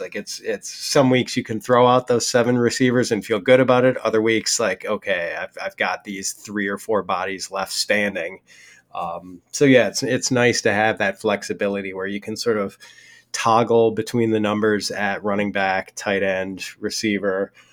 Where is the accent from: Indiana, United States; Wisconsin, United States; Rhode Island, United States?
Wisconsin, United States; I'm from Wisconsin